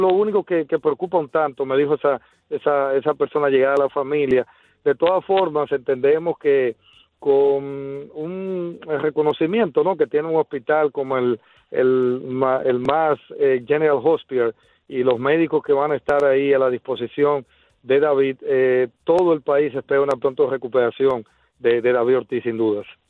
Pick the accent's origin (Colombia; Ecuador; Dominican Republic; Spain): Dominican Republic; uno como dominicano se siente muy orgulloso